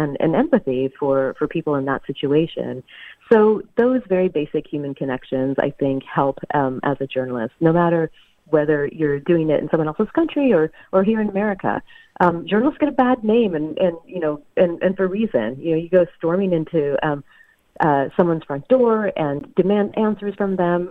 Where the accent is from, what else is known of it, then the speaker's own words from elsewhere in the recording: the South, United States; I grew up in the South